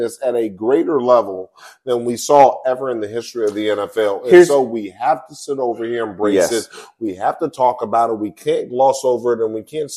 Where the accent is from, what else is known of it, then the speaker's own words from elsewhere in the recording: Los Angeles, California, United States; we come from Los Angeles and we know some of the things that plague Los Angeles and some of the challenges that Los Angeles has in its inner cities